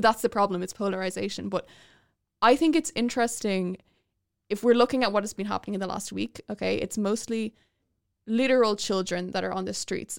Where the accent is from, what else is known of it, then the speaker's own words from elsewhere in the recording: Dublin, Leinster, Ireland; where I'm from, I'm from North Dublin.